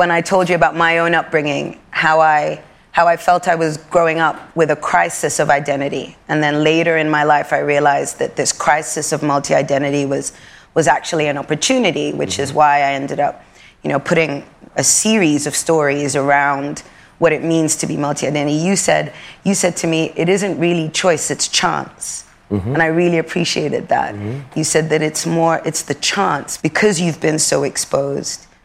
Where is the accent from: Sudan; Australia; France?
Sudan; also born or lived in Europe; We are, we've been born and raised in Europe. We're both African, and we, we're both glazed with Arabia. Me being from Sudan